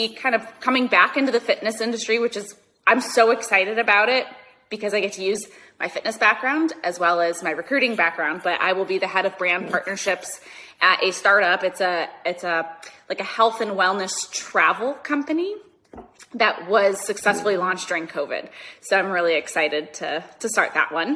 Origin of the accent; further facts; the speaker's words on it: Minnesota, United States; moved away as an adult; now in Los Angeles, United States; I'm from Minnesota originally. I've been in Los Angeles for, 12 and a half years now.